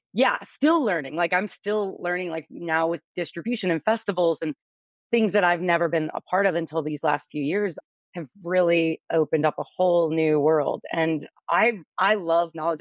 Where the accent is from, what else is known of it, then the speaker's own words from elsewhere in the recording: New Orleans, Louisiana, United States; I'm originally from New Orleans